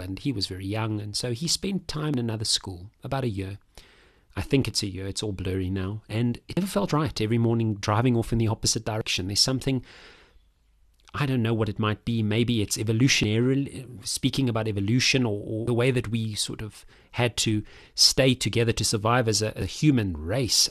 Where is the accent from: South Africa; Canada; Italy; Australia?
South Africa; I'm a South African man, thirty-five, thirty-five-year-old